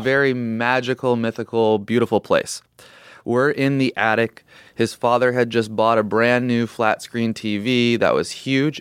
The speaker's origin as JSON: {"language": "English", "town": "Portland", "region": "Oregon", "country": "United States", "tie": "born or raised there", "said": "I grew up in Portland, Oregon"}